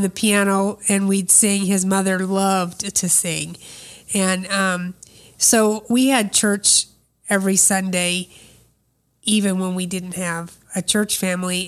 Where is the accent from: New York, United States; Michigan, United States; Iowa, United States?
Iowa, United States; Des Moines; I was born in Des Moines, Iowa